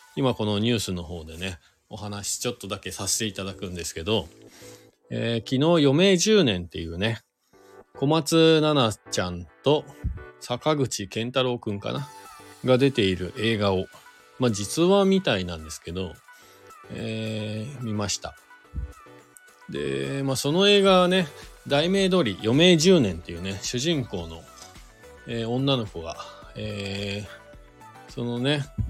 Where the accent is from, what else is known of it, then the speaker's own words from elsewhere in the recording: Shizuoka, Japan; now in Hakuba, Japan; 地元が僕、静岡県なんですけど